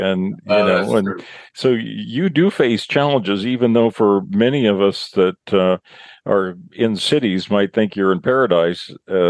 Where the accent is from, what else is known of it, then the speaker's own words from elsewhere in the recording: California, United States; I tell people that I'm from California